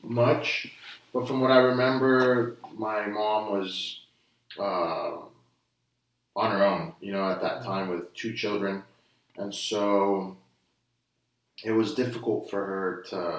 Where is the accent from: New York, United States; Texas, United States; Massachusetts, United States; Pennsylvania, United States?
Texas, United States; Brownsville; also born or lived in Denton, Texas / Dallas-Fort Worth area; now in Austin, United States; we were raised in Brownsville. So we went from North Texas to South Texas